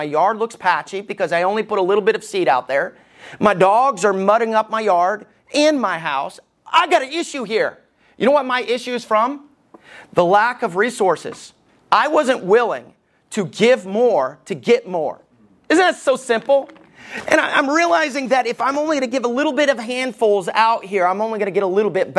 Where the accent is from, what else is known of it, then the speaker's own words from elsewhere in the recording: Alabama, United States; moved away; When I was growing up in Alabama, we never raked the yard